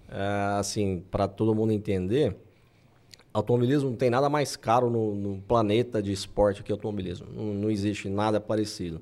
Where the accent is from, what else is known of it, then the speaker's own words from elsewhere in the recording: Anápolis, Goiás, Brazil; Eu sou de Anápolis